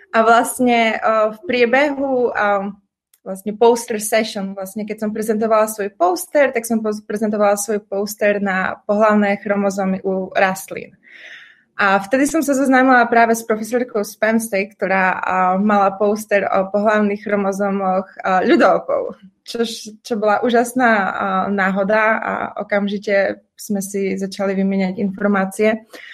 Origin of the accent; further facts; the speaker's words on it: Prešov, Prešov Region, Slovakia; moved away as an adult; also born or lived in United States; now in Brno, Czech Republic; narodila som sa v Prešove, kde som vyštudovala gymnázium a strávila vlastne celé detstvo